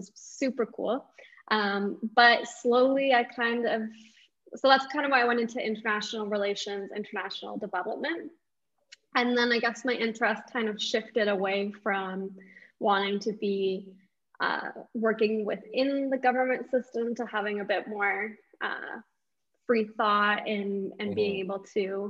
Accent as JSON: {"language": "English", "town": "St. Catharines", "region": "Ontario", "country": "Canada", "tie": "born or raised there", "said": "I was born and raised in St. Catharines."}